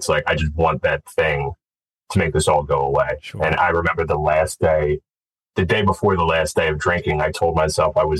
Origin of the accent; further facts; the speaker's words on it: Glenside, Pennsylvania, United States; I grew up just outside of Philadelphia, in Glenside